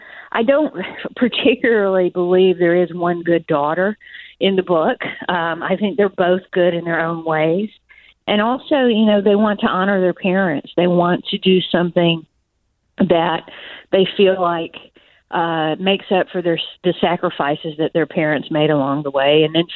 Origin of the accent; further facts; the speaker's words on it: Georgia, United States; I'm from Georgia